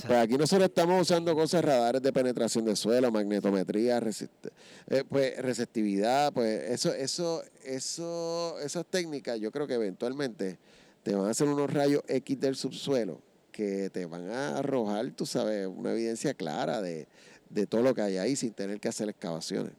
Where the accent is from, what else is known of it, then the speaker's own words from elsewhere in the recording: San Juan, Puerto Rico; soy nacido y criado en Río Piedra.